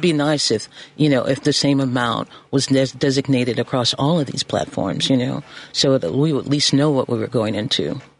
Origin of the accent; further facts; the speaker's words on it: Chicago, Illinois, United States; I'm a Chicagoan